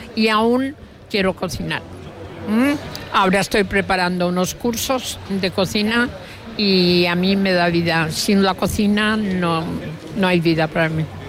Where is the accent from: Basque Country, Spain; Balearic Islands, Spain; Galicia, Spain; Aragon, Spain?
Balearic Islands, Spain; Mallorca; los mallorquines tenemos